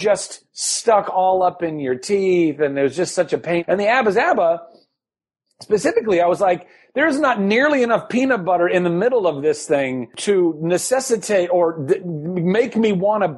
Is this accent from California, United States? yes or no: yes; Ventura, California, United States; where I grew up in Ventura, California